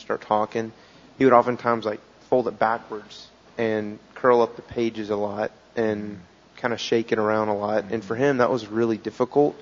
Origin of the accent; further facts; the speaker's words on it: United States; as an American